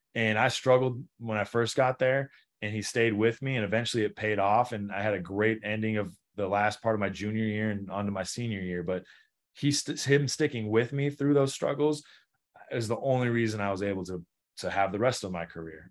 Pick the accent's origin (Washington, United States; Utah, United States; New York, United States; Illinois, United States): Washington, United States; Pullman; growing up in Pullman was awesome.